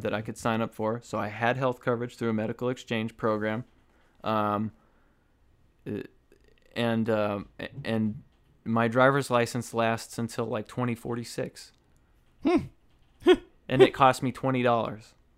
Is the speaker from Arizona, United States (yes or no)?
yes; Arizona, United States; moved away as an adult; now in Connecticut, United States; I grew up in Arizona. I'm very familiar with Arizona and Arizona politics